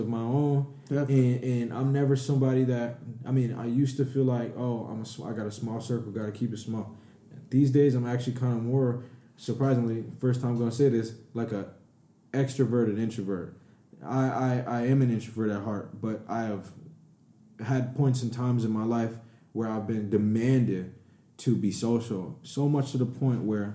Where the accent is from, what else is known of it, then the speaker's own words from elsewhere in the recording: Minneapolis, Minnesota, United States; also born or lived in Burnsville, Minnesota; I'm a dude from South Minneapolis, bro. Like, but I graduated from Burnsville